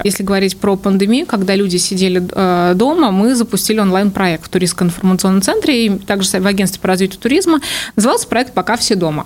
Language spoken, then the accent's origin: Russian; Kaluga, Kaluga Oblast, Russia; also born or lived in United States; коренная калужанка, мои родители тоже из Калуги